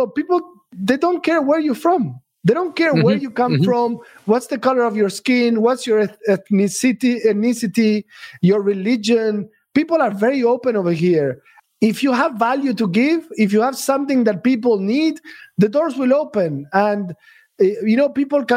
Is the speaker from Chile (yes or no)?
no; Argentina; moved away as an adult; now in Dubai, United Arab Emirates; When I first came here 15 years ago, I'm from Argentina